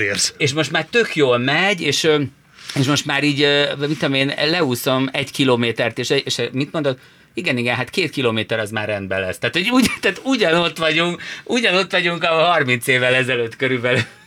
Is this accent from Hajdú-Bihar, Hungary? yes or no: no; Budapest, Hungary; Budapesten mi itt születtünk